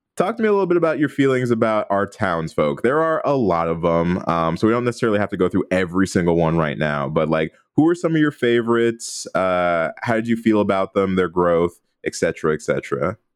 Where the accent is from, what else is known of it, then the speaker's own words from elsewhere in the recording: Midwest, United States; now in Los Angeles, United States; as a Midwesterner